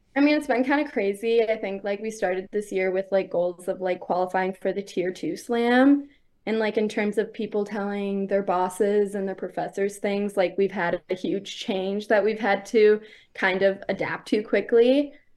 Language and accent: English; Midland, Michigan, United States; I'm from Michigan. I was born in Midland, which is, like, the center of the state, so Mid-Michigan is where I'm